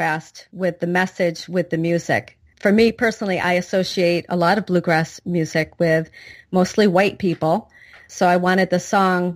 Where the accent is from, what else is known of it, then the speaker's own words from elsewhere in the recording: Moravia, New York, United States; moved away as an adult; also born or lived in Greenwich, Connecticut; now in Alexandria, United States; I grew up in upstate New York near Ithaca, not too far up from Syracuse as well. Grew up in the country, little dairy farm, and a little town called Moravia, New York